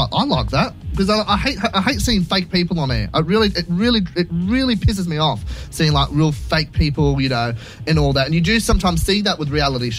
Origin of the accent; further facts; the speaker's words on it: Gosford, New South Wales, Australia; I'm from Gosford.